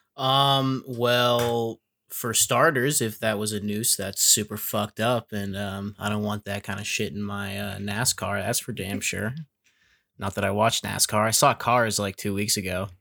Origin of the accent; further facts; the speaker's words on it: New Hampshire, United States; I'm from New Hampshire